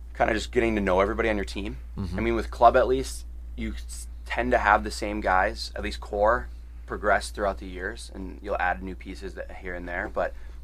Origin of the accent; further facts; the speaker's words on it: Minnesota, United States; I did play for Edina